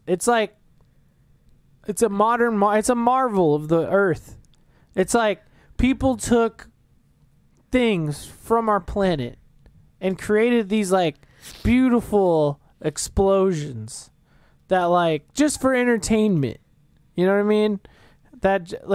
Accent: Las Vegas, Nevada, United States; I was born here in Vegas

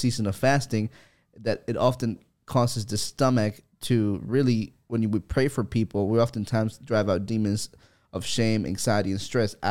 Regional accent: El Salvador; moved away; I'm from El Salvador

